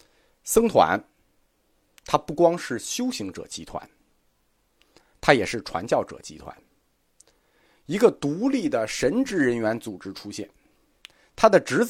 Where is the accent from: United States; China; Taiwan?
China; 我们中国人此前并没有接触过组织化宗教